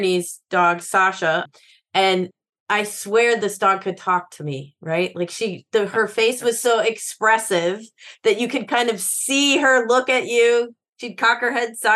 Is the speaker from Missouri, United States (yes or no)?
no; Central Illinois, United States; I grew up in Central Illinois